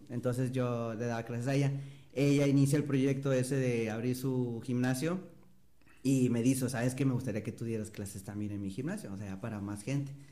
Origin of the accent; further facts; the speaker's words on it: Matamoros, Tamaulipas, Mexico; also born or lived in Ciudad Victoria; yo nací en Matamoros, en Matamoros, me fui a vivir a Ciudad Victoria toda la secundaria y el primer año de prepa y luego regresé a Matamoros otra vez